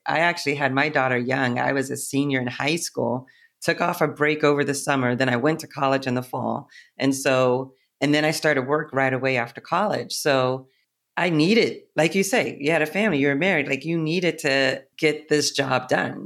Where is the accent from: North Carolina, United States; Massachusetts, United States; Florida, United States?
Massachusetts, United States; Boston; moved away as an adult; also born or lived in Ohio; now in New York, United States; I grew up in Ohio, but I really was raised and spent, like, thirty years in Boston.